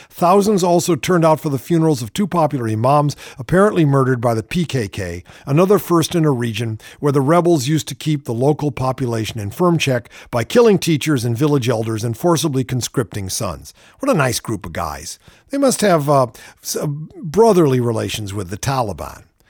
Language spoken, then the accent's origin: English; California, United States; I'm from California.